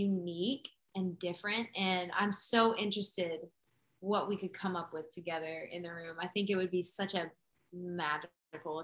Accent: Virginia Beach, Virginia, United States; moved away; my 757 tattoo, which is my hometown zip code

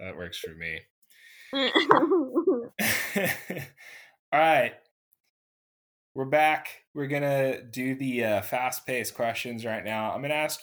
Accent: Southern California, United States; I'm from Southern California

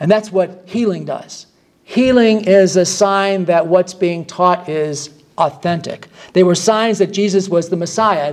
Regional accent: Michigan, United States; moved away; I'm from Michigan

